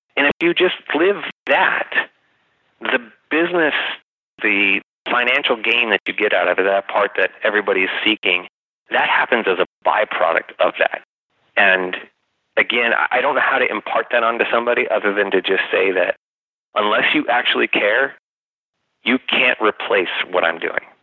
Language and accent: English; United States; I'm a West Valley guy. I grew up in the West Valley. I've lived here my whole life.